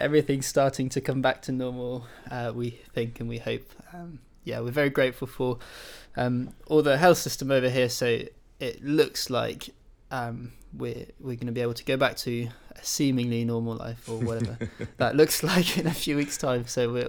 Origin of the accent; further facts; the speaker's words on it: France; My dad's English, my mum's German, and I grew up in France.